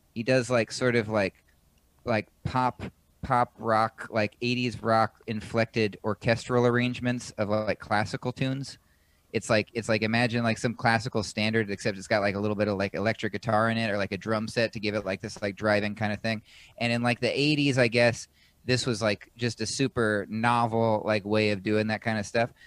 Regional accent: Washington, United States; moved away as an adult; now in New York, United States; I was born in Washington State

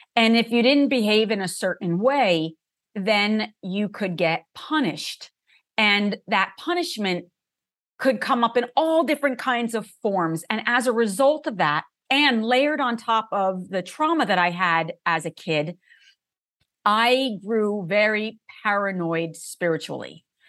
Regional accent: New Jersey, United States; I grew up in New Jersey in a family that was half Catholic, half Jewish

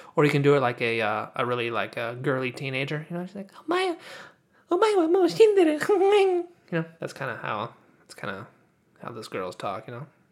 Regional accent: California, United States; accent: nasally California; I kinda have this California accent

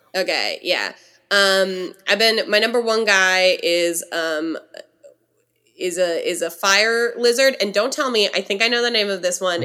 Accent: California, United States; as a Californian

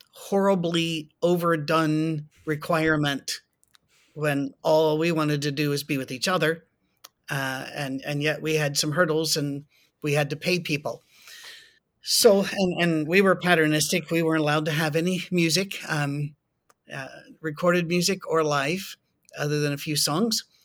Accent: Scotland, United Kingdom; I'm Scottish

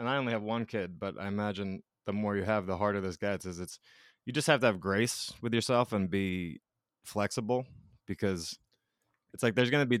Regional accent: New York, United States; also born or lived in Colorado / Georgia; Yeah, I grew up in New York, in between like Brooklyn and Long Island.

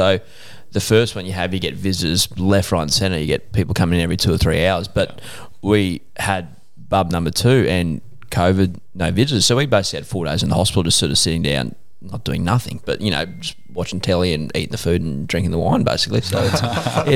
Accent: Beaudesert, Queensland, Australia; we came from Beaudesert

